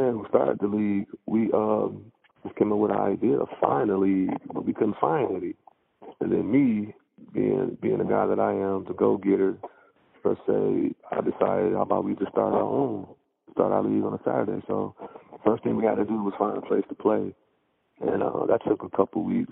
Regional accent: Muskegon, Michigan, United States; now in Grand Rapids, United States; I'm from Muskegon, Michigan. I moved to Grand Rapids probably in 2002, maybe 2001.

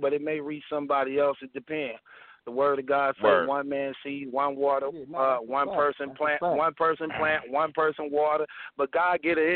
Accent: Chicago, Illinois, United States; I'm from Chicago. I was a gangster disciple all the way from the age of 14 years old

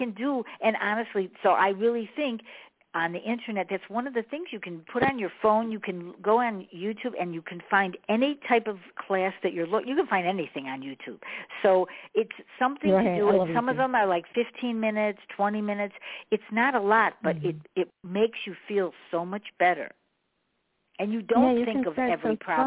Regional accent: Chicago, Illinois, United States; I'm from Chicago

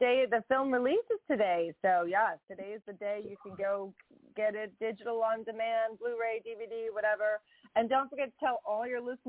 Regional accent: Chicago, Illinois, United States; born or raised there; moved away

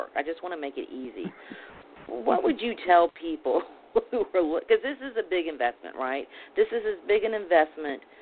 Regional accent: Alabama, United States; I'm from Alabama

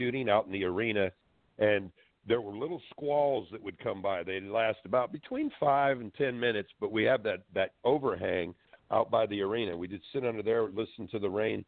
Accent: Florida, United States; also born or lived in Washington; I grew up in Florida most of my life

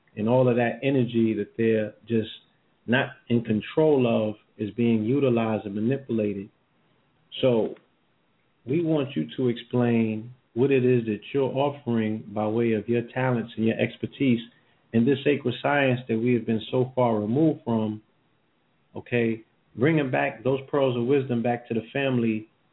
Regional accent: New York, United States; moved away; I'm from New York

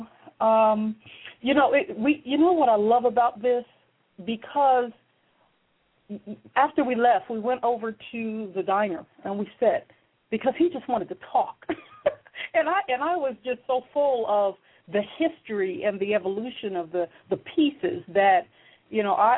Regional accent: New Jersey, United States; I'm from Jersey

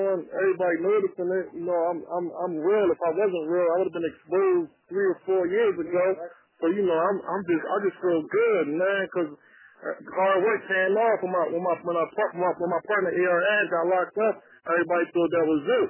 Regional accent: Philadelphia, Pennsylvania, United States; Growing up, you know, I come from Philly

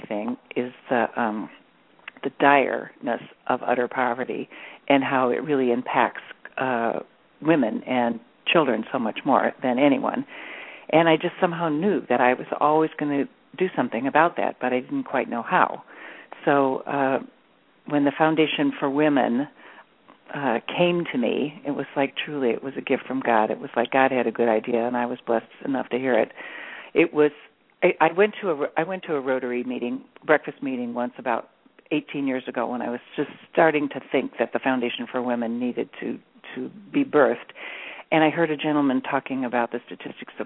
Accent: Midwest, United States; I grew up in the Midwest part of the U.S. in a small community

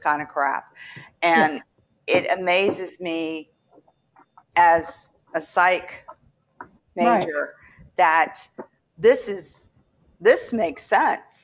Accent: West Virginia, United States; also born or lived in Baltimore, Maryland; now in Florida, United States; I'm from West Virginia

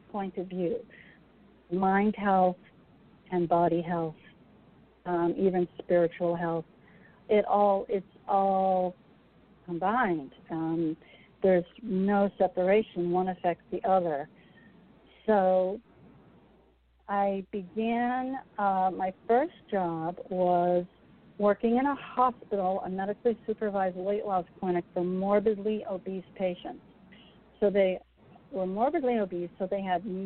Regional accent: Massachusetts, United States; moved away as an adult; I grew up in Massachusetts

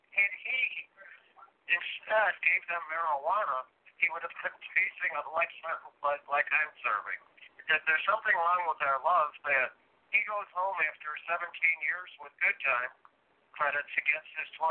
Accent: Chicago, Illinois, United States; I'm from Chicago

